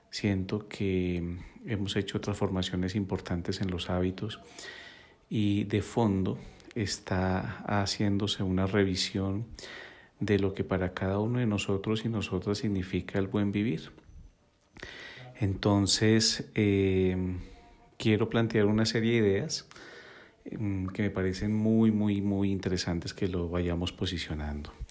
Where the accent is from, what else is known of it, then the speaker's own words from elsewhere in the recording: Bogotá, Colombia; also born or lived in Quito, Ecuador; desde joven vivo en Bogotá, nací en Quito, Ecuador y puedo, que, puedo decir que gracias a, mis raíces aprendí la importancia de la conexión con la naturaleza y la ancestralidad.